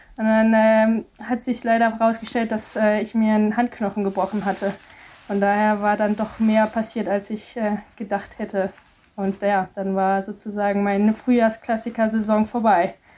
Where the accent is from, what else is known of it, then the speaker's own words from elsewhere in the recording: Mettmann, North Rhine-Westphalia, Germany; von wo ich herkomme in Mettmann